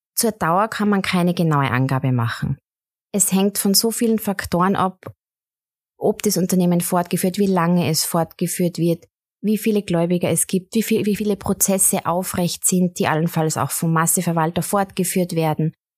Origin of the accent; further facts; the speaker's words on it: Tyrol, Austria; meine Heimat und an meine Wurzeln